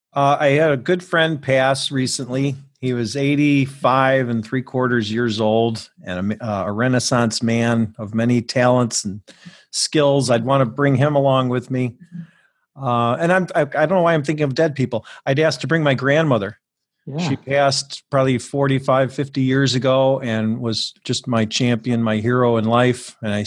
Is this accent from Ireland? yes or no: yes; Ireland; I can only say that because I'm an Irish lawyer.